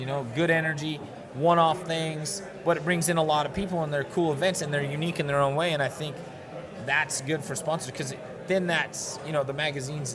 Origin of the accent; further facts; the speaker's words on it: Montana, United States; I grew up in Montana, and Montana is amazing and beautiful.